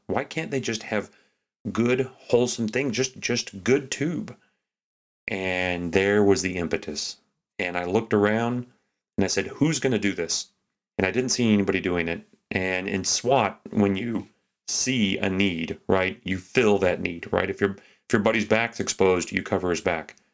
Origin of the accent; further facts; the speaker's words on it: Texas, United States; now in Anchorage, United States; I grew up in Texas